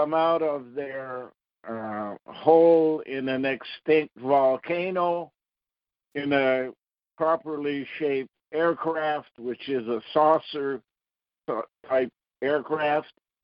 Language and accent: English; Ottawa, Ontario, Canada; Where I was born in Ottawa was called Sandy Hill